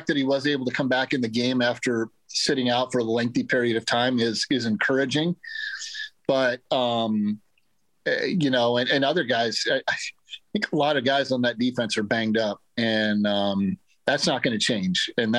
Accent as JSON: {"language": "English", "town": "Ames", "region": "Iowa", "country": "United States", "tie": "born or raised there", "said": "I grew up in Ames. Nobody ever thought, I mean, nobody ever thought Iowa State would have a chance to win every football game on its schedule."}